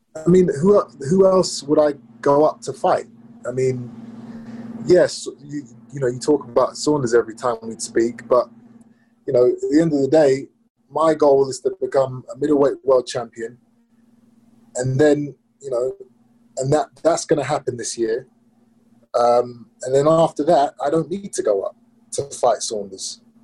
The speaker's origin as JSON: {"language": "English", "region": "England", "country": "United Kingdom", "said": "in my home country"}